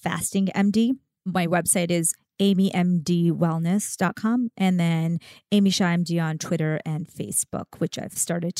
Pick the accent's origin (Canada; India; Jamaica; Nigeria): India; I'm Indian.